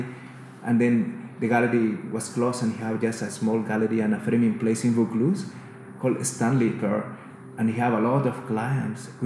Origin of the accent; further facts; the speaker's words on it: El Salvador; English is a second language; moved away as an adult; also born or lived in Australia; now in Queensland, Australia; I got with another 4 artists of El Salvador to represent in a Biennale